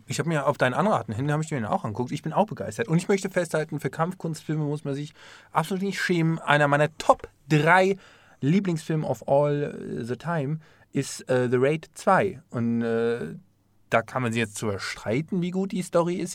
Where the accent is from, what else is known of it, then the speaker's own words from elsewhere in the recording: Offenbach am Main, Hesse, Germany; moved away; ich komme aus Offenbach